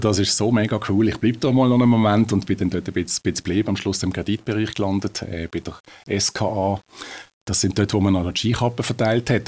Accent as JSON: {"language": "German", "town": "Riehen", "region": "Basel-Stadt", "country": "Switzerland", "tie": "born or raised there", "said": "Ich bin in Riechen aufgewachsen"}